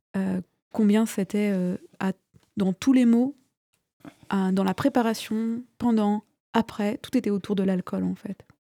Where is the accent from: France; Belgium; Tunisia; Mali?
France; Vendée, Pays de la Loire; je viens de Vendée, j'ai aussi fréquenté les milieux cathos